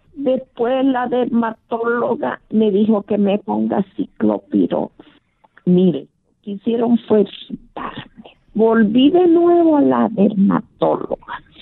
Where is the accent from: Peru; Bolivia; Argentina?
Bolivia; moved away; Yo soy de Bolivia